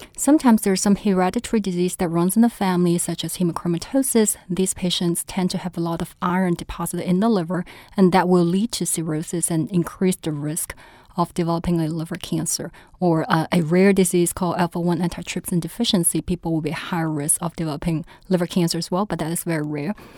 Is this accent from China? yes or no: yes; China; also born or lived in St. Louis; now in New Orleans, United States; I was originally from China